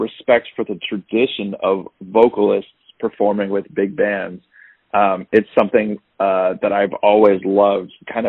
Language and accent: English; Agoura Hills, California, United States; moved away as an adult; now in Brooklyn, United States; I was born and raised in Agoura Hills, California